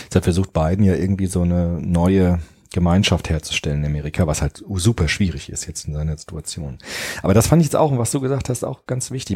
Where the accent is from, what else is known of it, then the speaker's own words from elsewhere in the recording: Frankfurt, Hesse, Germany; ich bin ja auch äh, in Rödelheim in Frankfurt aufgewachsen